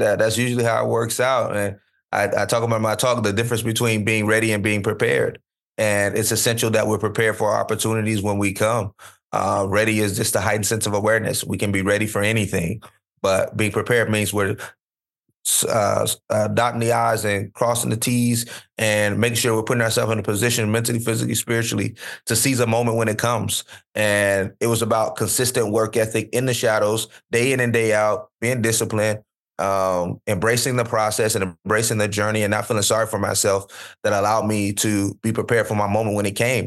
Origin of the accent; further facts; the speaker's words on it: Florida, United States; where I grew up in Florida